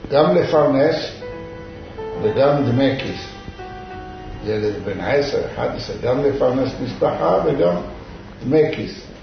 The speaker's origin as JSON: {"language": "Hebrew", "town": "Fez", "region": "Fès-Meknès", "country": "Morocco", "tie": "born or raised there", "second_language": "Hebrew", "moved": "yes", "lives_now": "Ashdod, Israel", "said": "וגדלנו בגיל 6-7, ההורים שלי עברו לפס, איסוף הוא זה עיר קטנה"}